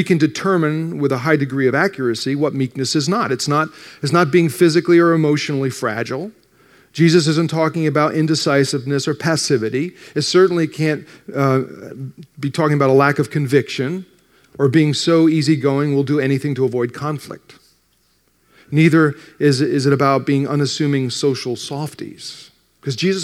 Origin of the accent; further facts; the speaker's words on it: New Jersey, United States; I grew up in North Jersey, just outside New York